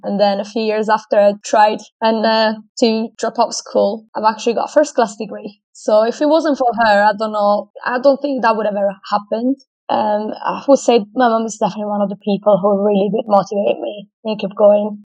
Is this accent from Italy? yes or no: yes; Italy; moved away as an adult; also born or lived in Australia; now in United Kingdom; I'm from Italy originally, but I moved out from my hometown at the age of 19